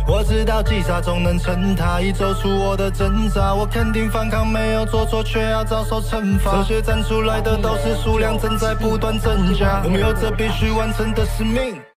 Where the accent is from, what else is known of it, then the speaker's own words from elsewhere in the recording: United States; now in Taiwan; 像我是美民，美，美国长大的嗯。我受过教育，我受过美国教育跟他们的文化洗礼